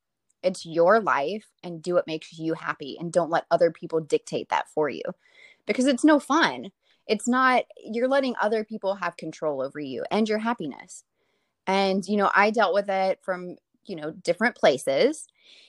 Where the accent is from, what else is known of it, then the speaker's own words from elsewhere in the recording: Lafayette, Louisiana, United States; Mm-hmm. Yeah, Lafayette, Louisiana.